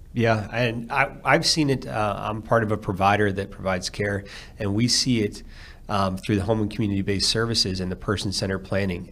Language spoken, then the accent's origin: English; outside of Philadelphia, Pennsylvania, United States; also born or lived in Phoenix, Arizona; now in Alabama, United States; grew up outside of Philadelphia